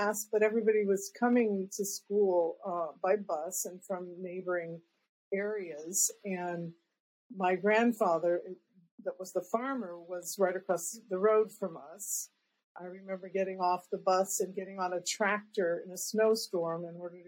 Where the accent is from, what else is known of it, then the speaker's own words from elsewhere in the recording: Claremore, Oklahoma, United States; I was born in 1953 in Oklahoma